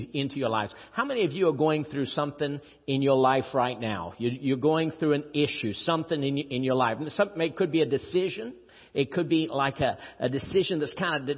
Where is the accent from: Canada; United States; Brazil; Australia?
Brazil; Rio de Janeiro; I'm from Rio. I was born in Rio. It's the nicest city in Brazil